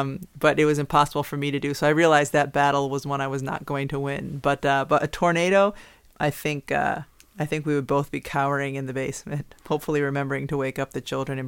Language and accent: English; New England, United States; I grew up here where in New England where there weren't tornadoes.